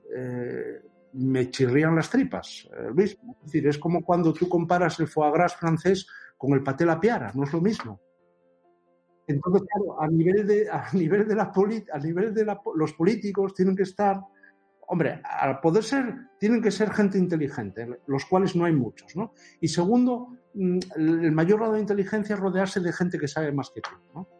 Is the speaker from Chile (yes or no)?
no; Oviedo, Asturias, Spain; nací en Oviedo el 29 de mayo de 1961